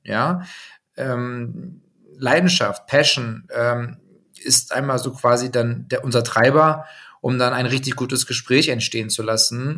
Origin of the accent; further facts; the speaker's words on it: Hildesheim, Lower Saxony, Germany; Ich bin geboren in Hildesheim. Das heißt, wenn man die Deutschlandkarte sich vor Augen führt, ähm, so, ich sag mal, Mitte bis eher Norden sagen, bei Hannover, ähm, groß geworden